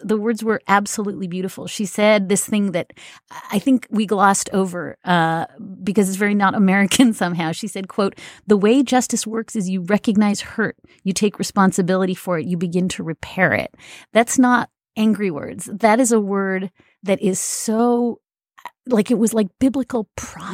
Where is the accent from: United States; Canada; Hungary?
Canada; moved away; I am Canadian